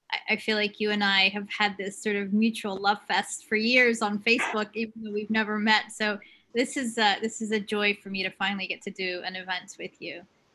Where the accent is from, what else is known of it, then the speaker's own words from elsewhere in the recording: Palestine; also born or lived in Kuwait; Briefly, I guess my story is every Palestinian story. You know, my family was exiled in the 67 war. They became refugees and ended up in Kuwait, where I was born in 1970, dating myself.